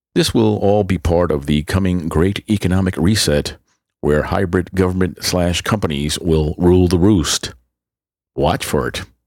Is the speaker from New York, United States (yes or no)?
yes; New York City, New York, United States; moved away as an adult; also born or lived in Manhattan, New York / Long Island, New York; I was born on the Upper West Side of Manhattan, but grew up mainly in the borough of the Bronx